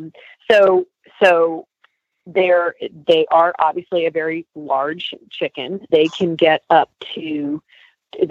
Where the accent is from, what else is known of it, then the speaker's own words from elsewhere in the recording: New Jersey, United States; moved away; Jersey, I'm from Jersey originally.